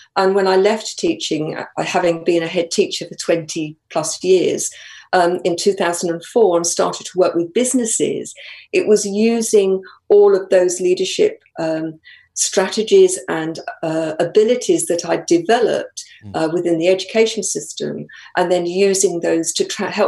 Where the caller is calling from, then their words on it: Colchester, East of England, United Kingdom; Live just north of Colchester, so not too far.